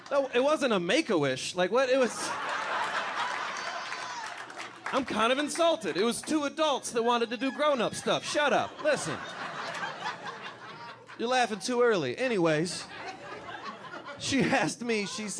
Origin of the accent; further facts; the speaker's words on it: Detroit, Michigan, United States; Growing up around Detroit